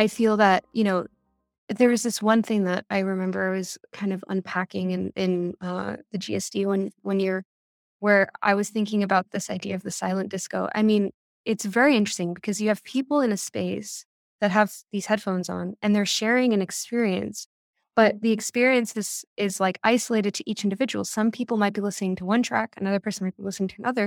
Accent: New York City, New York, United States; I grew up in New York

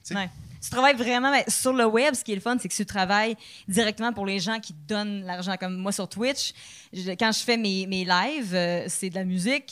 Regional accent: Quebec, Canada; accent: Québécois; mon Québécois accent

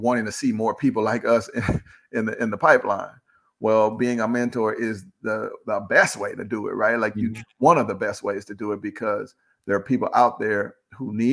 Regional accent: St. Louis, Missouri, United States; Born and raised in St. Louis, Missouri

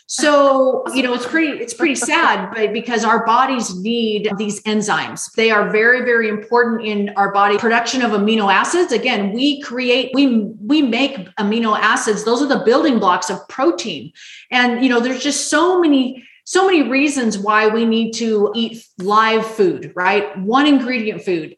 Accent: Las Vegas, Nevada, United States; I grew up in Las Vegas, Nevada

